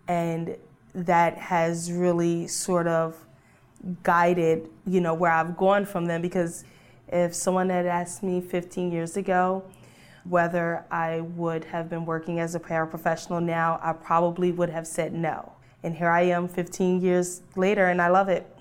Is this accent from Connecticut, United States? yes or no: no; Delaware, United States; I'm from Delaware, and I work in a special education classroom.